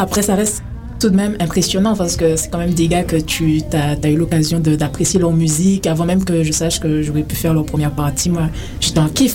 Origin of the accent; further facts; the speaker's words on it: Guadeloupe; also born or lived in France / Paris; now in Canada; Ben, je viens de la Guadeloupe. Je suis originaire de la Guadeloupe.